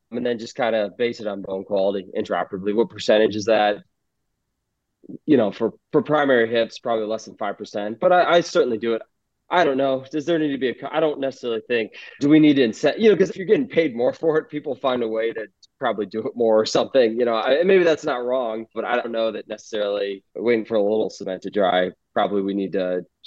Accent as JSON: {"language": "English", "region": "Iowa", "country": "United States", "tie": "born or raised there", "moved": "yes", "lives_now": "Chicago, United States", "said": "growing up in Iowa"}